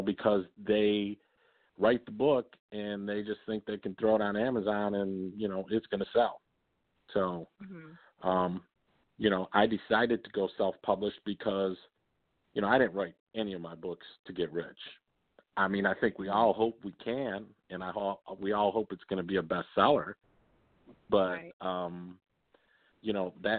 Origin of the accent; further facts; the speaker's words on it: Detroit, Michigan, United States; I grew up in Southwest Detroit.